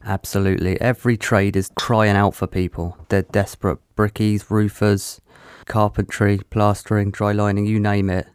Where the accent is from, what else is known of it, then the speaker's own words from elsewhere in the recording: Petersfield, South East England, United Kingdom; moved away as an adult; now in Plymouth, United Kingdom; I grew up in Hampshire